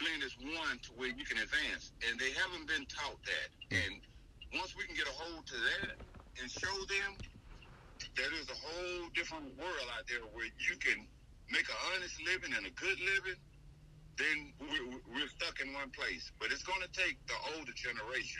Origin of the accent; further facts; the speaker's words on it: Mississippi, United States; also born or lived in Miami, Florida; I was raised in the South. I was born in Miami, but we moved to Mississippi when I was 7